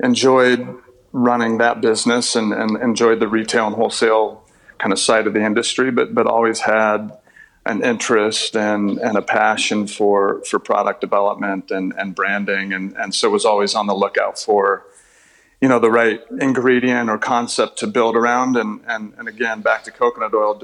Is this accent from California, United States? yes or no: yes; Southern California, United States; born or raised there